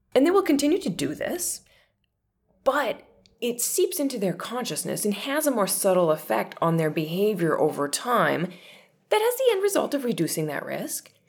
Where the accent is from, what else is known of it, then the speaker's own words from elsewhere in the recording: northern Minnesota, United States; I grew up on, you know, an old, derelict old dairy farm in northern Minnesota